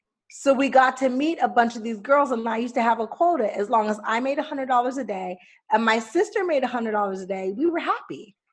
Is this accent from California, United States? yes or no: yes; Los Angeles, California, United States; I grew up in the Valley.